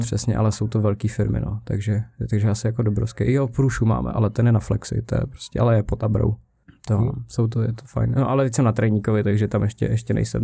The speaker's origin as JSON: {"language": "Czech", "region": "South Bohemian Region", "country": "Czechia", "tie": "born or raised there", "also_born_or_lived": "Písek", "said": "já jsem z Jihu, takže jsem byl v týdně na Lutovu na základce a potom jsem šel do Písku"}